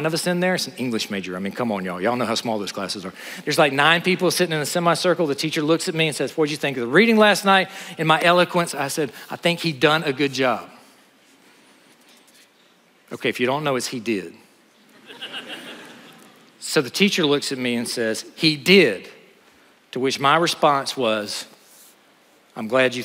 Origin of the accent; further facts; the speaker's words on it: Honea Path, South Carolina, United States; moved away; I grew up in Honeyapath, South Carolina